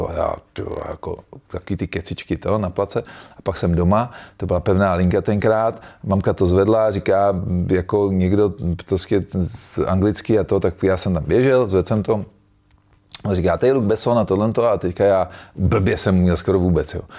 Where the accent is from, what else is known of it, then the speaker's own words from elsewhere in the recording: Czechia; jsem hrdej na to, že jsem Čech